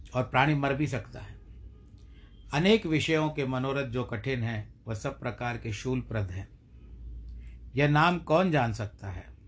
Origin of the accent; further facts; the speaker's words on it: India; हम भारत देश के निवासी हैं भारतवर्ष के निवासी हैं